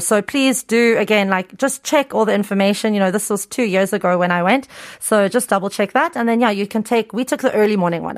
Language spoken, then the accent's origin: English; Cape Town, Western Cape, South Africa; moved away as an adult; also born or lived in Incheon, South Korea; now in South Korea; I'm from Cape Town